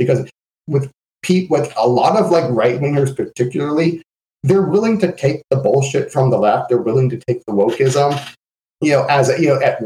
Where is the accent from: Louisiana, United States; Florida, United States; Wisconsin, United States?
Florida, United States; Lake County; in my hometown of, you know, Florida in Lake County